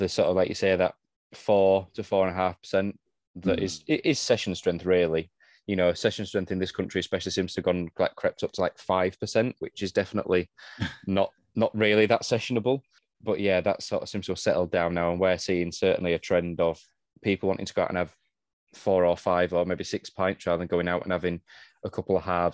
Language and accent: English; United Kingdom; being British